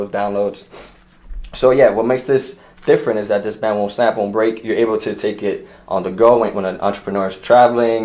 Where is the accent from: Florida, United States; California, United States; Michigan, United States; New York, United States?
New York, United States; I'm from New York, and I got to see a lot, I was exposed to a lot